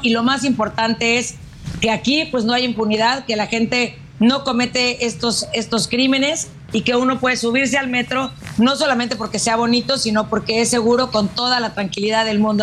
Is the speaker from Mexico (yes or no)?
yes; Mexico; nosotros como mexicanos